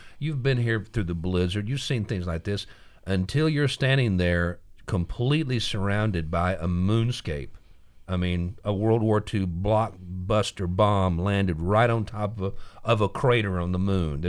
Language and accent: English; Fairborn, Ohio, United States; I'm from the Midwest.